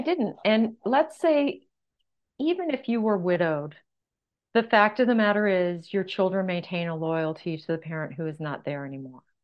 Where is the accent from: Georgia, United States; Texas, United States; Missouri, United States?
Texas, United States; San Antonio; moved away as an adult; also born or lived in California; I moved from my professorship in California to my hometown of San Antonio, Texas